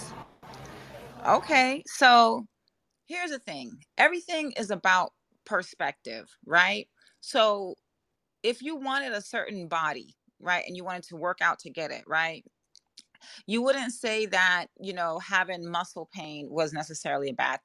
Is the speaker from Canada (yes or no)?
no; Jamaica; accent: Jamaican; My Jamaican accent does creep out sometimes